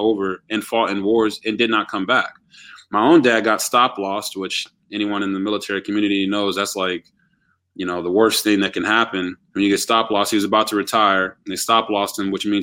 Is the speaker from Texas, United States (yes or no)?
yes; Texas, United States; also born or lived in Japan; now in Baltimore, United States; I was born in Japan, actually, but I'm a Texas raised kid